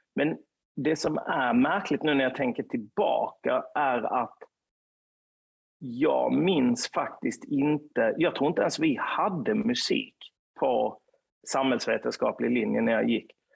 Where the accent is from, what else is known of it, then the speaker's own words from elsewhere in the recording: Lund, Skåne, Sweden; på Östra Torn i närheten av där jag kommer ifrån